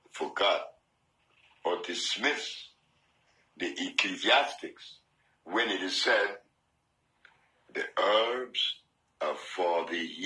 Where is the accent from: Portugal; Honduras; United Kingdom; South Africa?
Honduras; Ilanga; also born or lived in New Jersey; I was born here in Honduras in Ilanga, a little village with seven houses. And that little boy is going to grow up in that village until the age of eight.